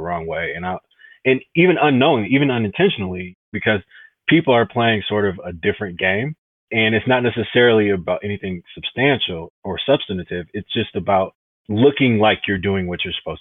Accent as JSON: {"language": "English", "town": "Detroit", "region": "Michigan", "country": "United States", "tie": "born or raised there", "said": "I'm from Detroit originally. I went to a Jesuit high school, which was actually inside the city of Detroit."}